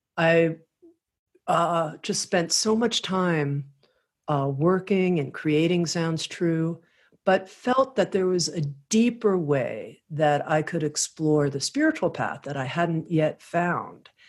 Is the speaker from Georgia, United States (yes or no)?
no; Miami, Florida, United States; I grew up in Miami, Florida